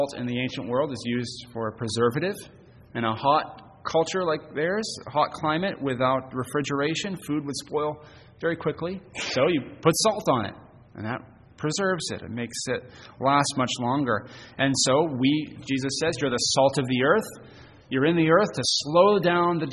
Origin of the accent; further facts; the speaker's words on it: Hermon, Maine, United States; Growing up in Herman on a cloudy night, I could see the city lights visible from Bangor